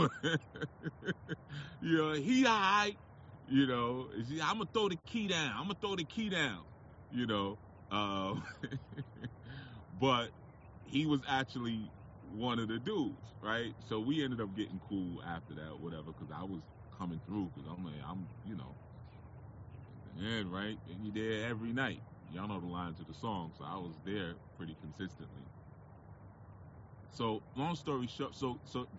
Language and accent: English; New York City, New York, United States; There's an area near where I live called Edenwall Projects, right? Edenwall Projects is a project in the Bronx.